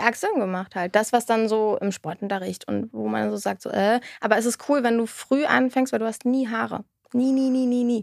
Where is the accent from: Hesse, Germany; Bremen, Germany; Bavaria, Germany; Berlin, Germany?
Berlin, Germany; born or raised there